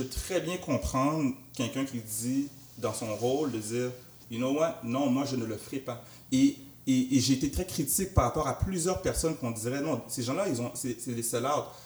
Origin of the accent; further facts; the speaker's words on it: Montreal, Quebec, Canada; j'ai grandi à Anjou, dans l'est de Montréal